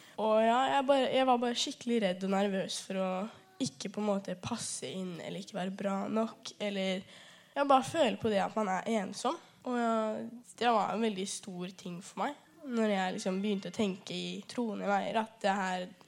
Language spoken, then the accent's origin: Norwegian; Rena, Hedmark, Innlandet, Norway; moved away; Opprinnelig så er jeg fra Rema i gamle Hedmark